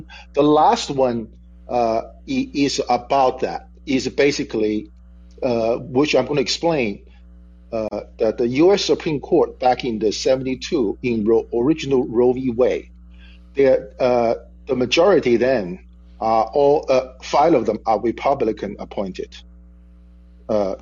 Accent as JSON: {"language": "English", "country": "China", "moved": "yes", "lives_now": "United States", "said": "I'm from China."}